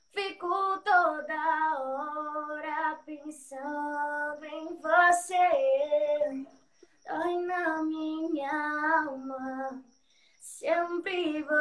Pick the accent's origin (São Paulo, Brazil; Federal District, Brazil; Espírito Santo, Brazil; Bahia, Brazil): Bahia, Brazil; Laje das Negras; Assim, eu sou de Laje das Negras mesmo aqui, todo mundo me conhece.